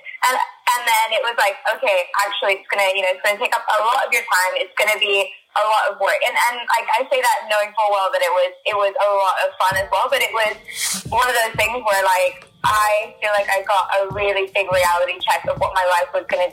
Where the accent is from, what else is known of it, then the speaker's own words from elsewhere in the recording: Hong Kong; moved away as an adult; I grew up in Hong Kong